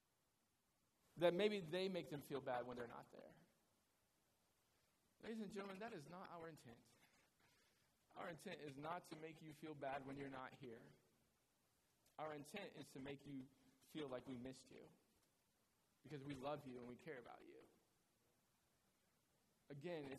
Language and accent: English; United States